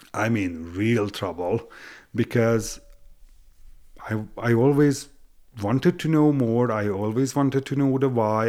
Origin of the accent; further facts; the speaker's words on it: Hungary; English is a second language; moved away as an adult; also born or lived in Western Canada; now in Canada; I was born in Hungary, but am I Hungarian? Yes, I am